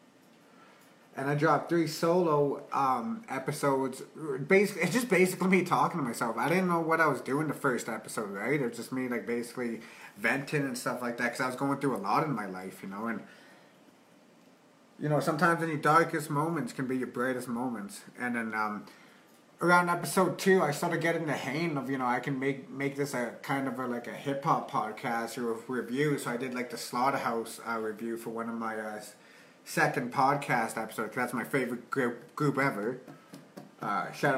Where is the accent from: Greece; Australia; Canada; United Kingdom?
Canada; Calgary, Alberta; also born or lived in Red Deer; Growing up in Calgary? Man, like, the weather's fucked here.